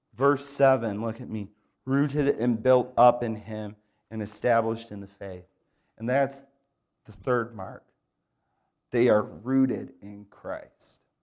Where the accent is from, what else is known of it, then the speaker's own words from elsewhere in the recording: Grand Rapids, Michigan, United States; now in Raleigh, United States; I grew up in Grand Rapids, Michigan